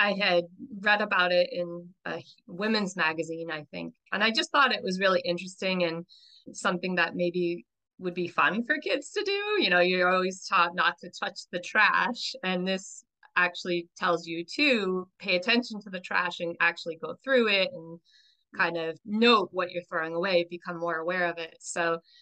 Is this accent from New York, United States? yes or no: yes; New York, United States; I grew up in New York